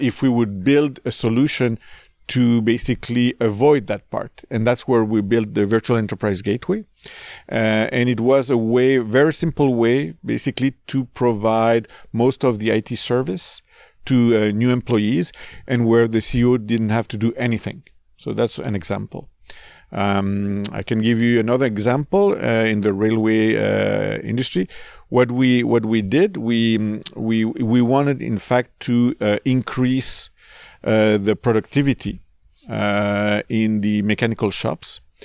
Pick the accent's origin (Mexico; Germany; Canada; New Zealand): Canada; also born or lived in California; we're Canadian.